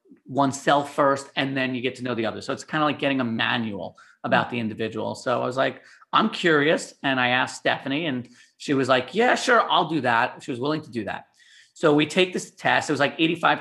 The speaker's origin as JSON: {"language": "English", "region": "New York", "country": "United States", "tie": "born or raised there", "moved": "as an adult", "lives_now": "San Diego, United States", "said": "I was born and raised in New York"}